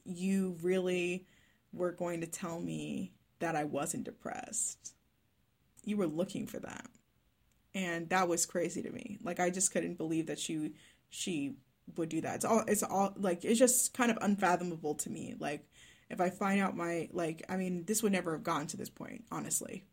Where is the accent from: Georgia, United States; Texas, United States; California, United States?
Texas, United States; Dallas; first language English; moved away as an adult; now in Melbourne, Australia; I am from Dallas, Texas, but I now live in Melbourne, Victoria, Australia